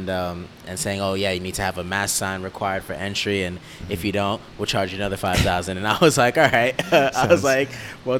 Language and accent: English; New York City, New York, United States; I'm in Queens, so we're both from New York